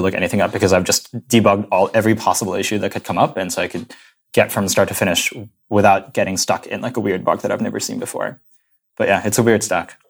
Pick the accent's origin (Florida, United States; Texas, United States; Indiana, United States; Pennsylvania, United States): Indiana, United States; moved away as an adult; also born or lived in San Francisco Bay Area; now in New York, United States; I grew up in Indiana, in the middle of nowhere, near Purdue University, a little suburb